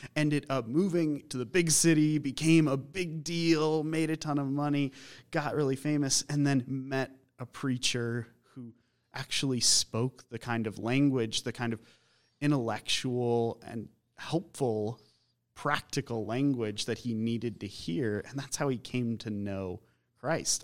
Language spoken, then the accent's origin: English; Colorado Springs, Colorado, United States; also born or lived in Boulder / Minneapolis; growing up in Colorado Springs